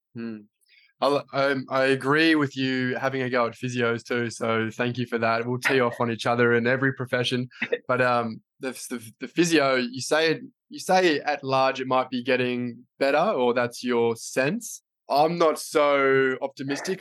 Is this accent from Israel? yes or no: no; Australia; I'm an Australian physio